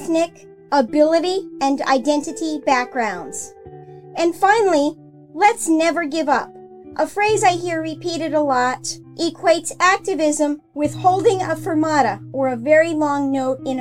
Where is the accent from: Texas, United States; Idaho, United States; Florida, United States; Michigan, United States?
Florida, United States; I was born and raised in Florida